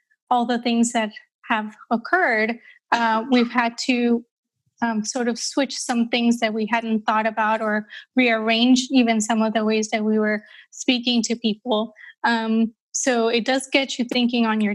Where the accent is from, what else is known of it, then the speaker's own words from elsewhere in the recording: Colombia; now in Amsterdam, Netherlands; I grew up in Colombia, South America, during a time in Colombia's history where it was really quite dangerous